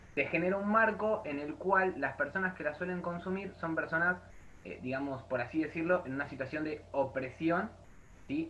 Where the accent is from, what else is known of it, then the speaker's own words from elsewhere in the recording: Argentina; nosotros como Argentina